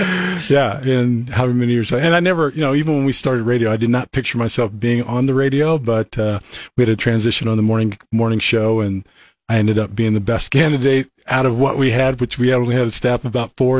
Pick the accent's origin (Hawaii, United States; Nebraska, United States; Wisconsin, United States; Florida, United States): Nebraska, United States; Bellevue; also born or lived in Washington State / Ohio / Alabama / California; we moved to Bellevue, Nebraska in third grade, so I grew up in Nebraska, right?